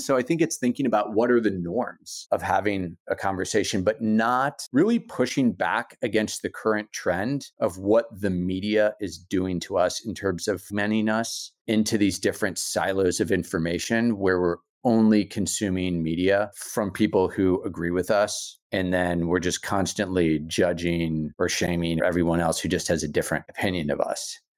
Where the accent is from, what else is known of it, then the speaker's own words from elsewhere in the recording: United States; moved away; I'm making sense of myself also as an American